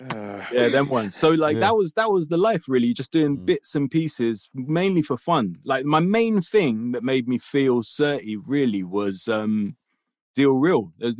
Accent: London, United Kingdom; I grew up in Kilburn.

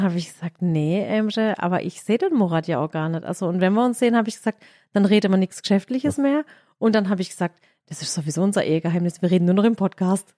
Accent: Baden-Württemberg, Germany; also born or lived in Graben-Neudorf

